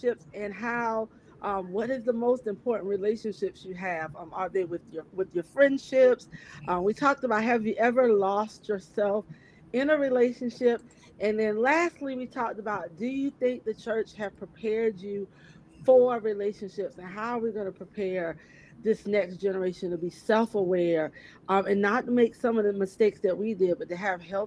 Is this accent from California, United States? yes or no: no; Columbia, South Carolina, United States; I am from Columbia, South Carolina